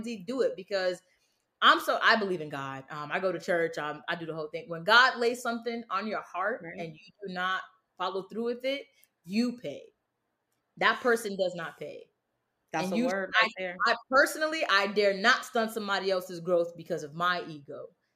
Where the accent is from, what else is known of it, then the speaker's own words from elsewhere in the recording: Bridgeport, United States; I'm from Bridgeport